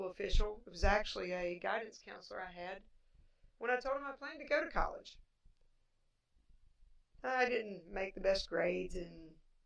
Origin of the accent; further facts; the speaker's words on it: Appalachia, United States; accent: Appalachian; I do have an Appalachian accent